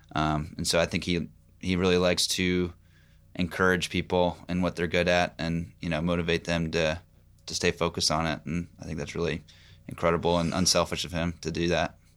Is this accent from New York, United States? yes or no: no; Pennsylvania, United States; now in Knoxville, United States; I'm from Pennsylvania.